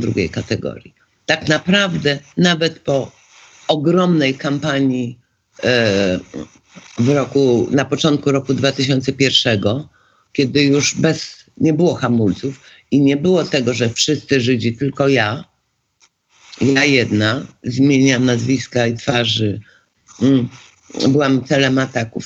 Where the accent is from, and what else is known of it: Poland